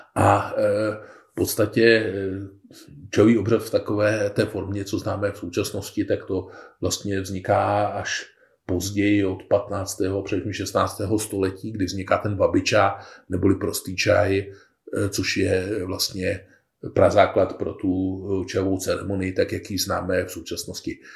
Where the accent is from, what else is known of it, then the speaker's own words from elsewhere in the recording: Bohemia, Czechia; u nás v Čechách